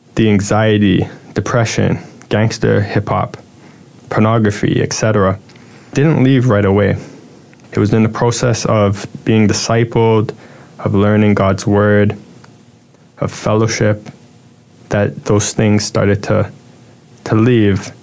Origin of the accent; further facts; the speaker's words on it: Toronto, Ontario, Canada; I was born in Toronto, Canada